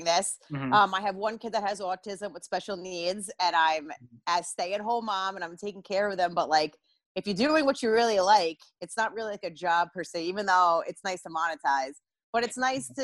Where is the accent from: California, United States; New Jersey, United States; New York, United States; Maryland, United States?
New Jersey, United States; I'm from North Jersey